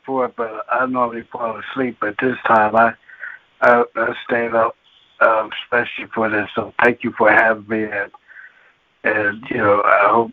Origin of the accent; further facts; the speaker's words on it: Philadelphia, Pennsylvania, United States; now in Lancaster, United States; And I'm from Philadelphia, PA, originally born and raised in Philadelphia